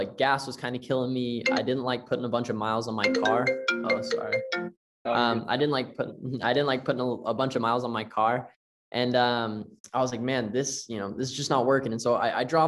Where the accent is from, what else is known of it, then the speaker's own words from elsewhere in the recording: Tennessee, United States; moved away; also born or lived in Las Vegas; I'm from Tennessee originally